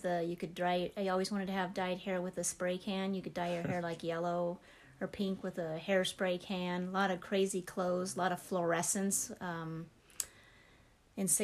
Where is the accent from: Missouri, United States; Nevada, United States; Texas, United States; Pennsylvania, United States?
Nevada, United States; Las Vegas; moved away as an adult; now in Montana, United States; I was born and raised in Las Vegas, Nevada